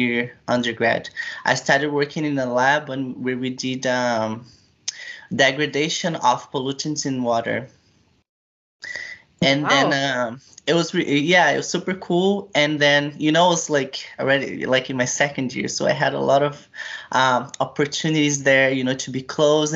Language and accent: English; Brazil; moved away as an adult; now in Switzerland; I'm from a small village in Brazil, and then I went to a university that is close to my village